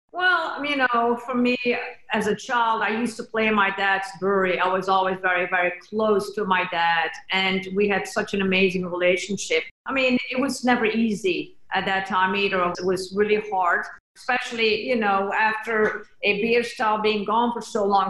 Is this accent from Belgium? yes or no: yes; Belgium; now in Austin, United States; we come all the way from Belgium